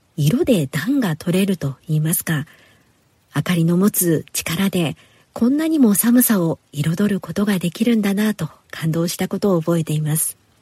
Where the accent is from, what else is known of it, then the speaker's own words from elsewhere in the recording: Nagasaki, Japan; moved away; 私のふるさと長崎には中華街があるくらい中国文化が色濃く残っていまして